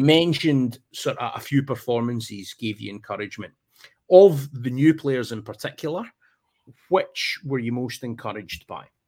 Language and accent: English; Ayrshire, Scotland, United Kingdom; now in England; growing up in Scotland, it's a smaller country right? so, I mean, even if you've got trips to like Ross County or Aberdeen or whatever it is from where I am down in Ayrshire